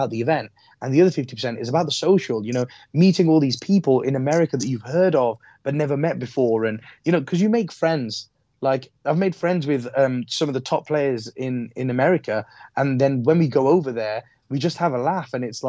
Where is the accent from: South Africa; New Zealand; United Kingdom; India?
United Kingdom; Midlands; Like, you're from the Midlands, I'm from the Midlands.